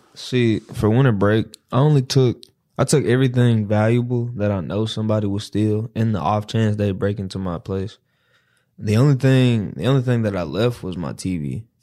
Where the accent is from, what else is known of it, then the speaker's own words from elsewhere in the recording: Dallas, Texas, United States; I'm from Dallas.